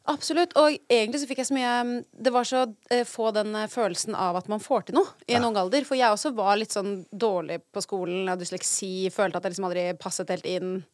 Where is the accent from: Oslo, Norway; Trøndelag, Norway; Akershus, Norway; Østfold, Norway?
Oslo, Norway; jeg er fra Oslo